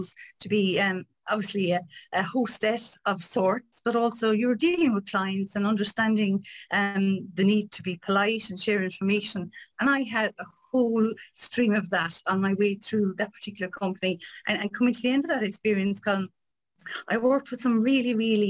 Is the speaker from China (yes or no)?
no; Ireland; moved away; in Kilcora, my hometown